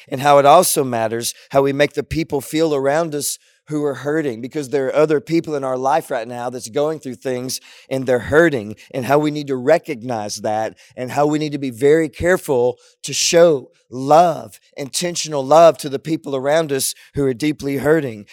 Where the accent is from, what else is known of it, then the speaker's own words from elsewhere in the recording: Southwest Louisiana, United States; I was growing up in Southwest Louisiana